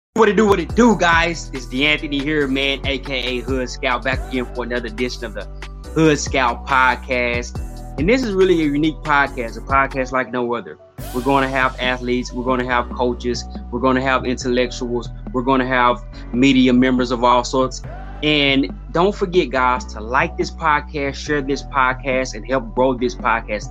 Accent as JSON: {"language": "English", "town": "Dallas", "region": "Texas", "country": "United States", "said": "I'm a kid from Texas, so really Dallas specifically."}